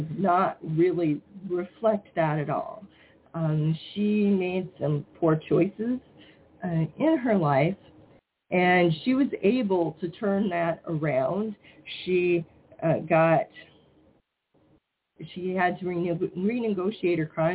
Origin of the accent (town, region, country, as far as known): Iowa, United States; born or raised there